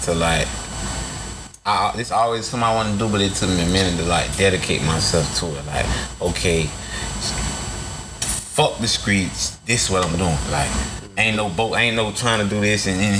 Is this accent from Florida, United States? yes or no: yes; Orlando, Florida, United States; Born and raised in Orlando, Florida.